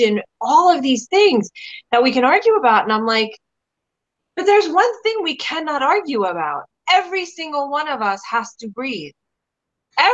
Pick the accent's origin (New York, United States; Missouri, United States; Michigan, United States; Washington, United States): New York, United States; New York City; I was from the Bronx